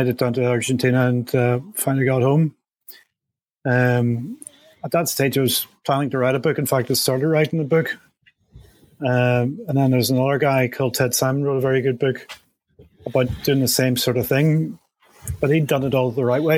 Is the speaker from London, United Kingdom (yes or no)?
no; Belfast, Northern Ireland, United Kingdom; moved away as an adult; I was brought up in Belfast